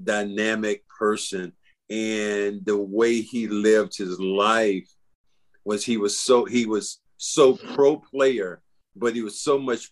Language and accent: English; Charlotte, North Carolina, United States; moved away as an adult; I was from Charlotte.